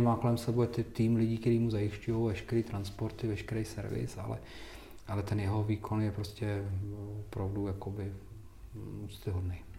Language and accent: Czech; Czechia; Já jsem hrdý na to, že jsem, že jsem Čech